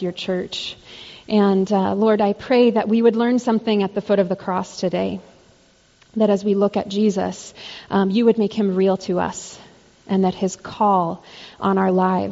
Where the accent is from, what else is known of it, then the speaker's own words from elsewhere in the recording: Arizona, United States; I grew up in Arizona